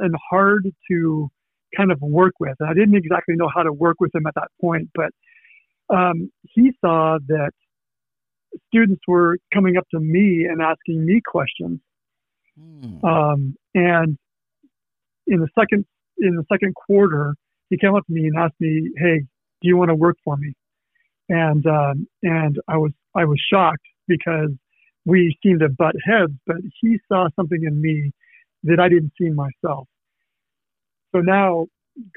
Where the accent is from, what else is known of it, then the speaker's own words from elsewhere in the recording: Seattle, Washington, United States; moved away as an adult; also born or lived in Chicago; I was born in the Seattle area. But I was going to school at Edmonds Community College.